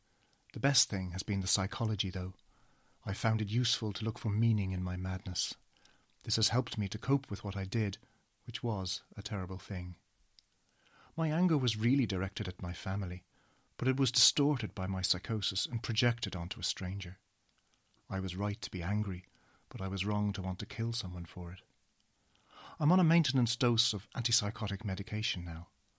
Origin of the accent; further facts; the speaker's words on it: Dublin, Leinster, Ireland; now in United Kingdom; I'm 53 years old. I'm originally from Dublin